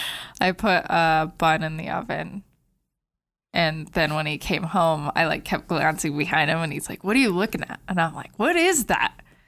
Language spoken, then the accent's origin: English; Hurricane, Utah, United States